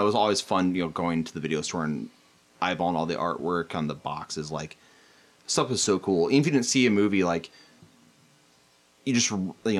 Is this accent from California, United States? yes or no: no; Cedar Rapids, Iowa, United States; I grew up in Cedar Rapids, Iowa